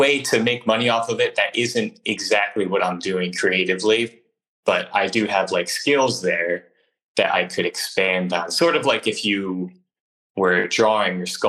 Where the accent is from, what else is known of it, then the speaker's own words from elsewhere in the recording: Northern New Jersey, United States; now in Philadelphia, United States; where I grew up in Northern New Jersey was abandoned factories